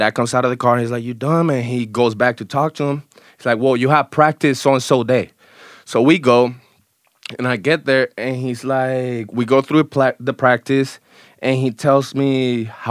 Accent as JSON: {"language": "English", "town": "Bayamón", "country": "Puerto Rico", "also_born_or_lived": "Juncos, Puerto Rico / Gurabo, Puerto Rico / Canóvanas, Puerto Rico", "moved": "yes", "said": "So I'm from Puerto Rico"}